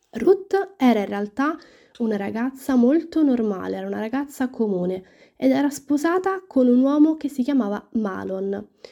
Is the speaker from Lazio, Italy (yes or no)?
yes; Rome, Lazio, Italy; sono una studentessa universitaria, ho 19 anni e vengo da Roma